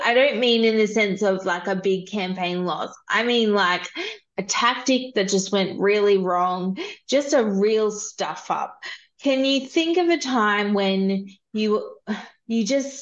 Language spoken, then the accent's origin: English; Queensland, Australia; I'm from Queensland.